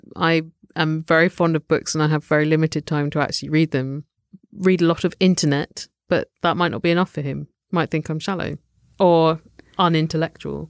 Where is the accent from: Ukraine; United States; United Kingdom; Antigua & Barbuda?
United Kingdom; we're British